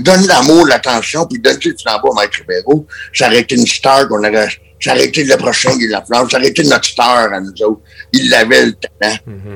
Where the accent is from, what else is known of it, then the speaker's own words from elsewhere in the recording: Quebec, Canada; en tant que Québécois